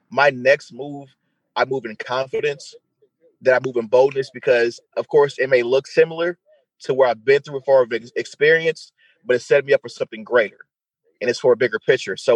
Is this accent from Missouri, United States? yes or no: yes; St. Louis, Missouri, United States; also born or lived in Detroit; So coming uh, from St. Louis by way of Detroit to here, uh, who would ever thought I was in Detroit first and then came here?